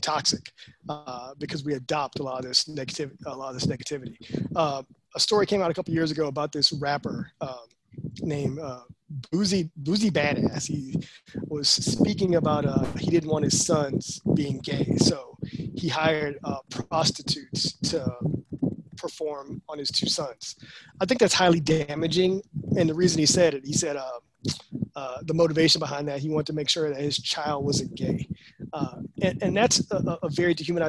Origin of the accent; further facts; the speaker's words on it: Texas, United States; I was from Texas.